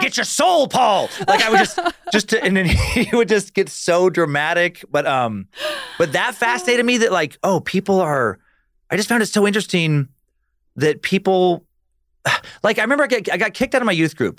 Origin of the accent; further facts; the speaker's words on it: Riggins, Idaho, United States; also born or lived in Alaska; when I was born in Riggins, we went to Alaska for a while, followed my dad's work